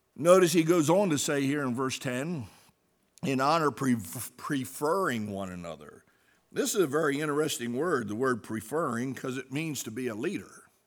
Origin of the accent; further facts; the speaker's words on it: New Jersey, United States; we're from New Jersey